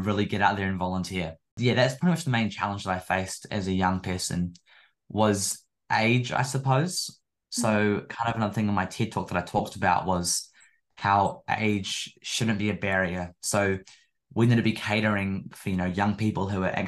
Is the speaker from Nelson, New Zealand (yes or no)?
yes; Nelson, New Zealand; my hometown, Nelson Tasman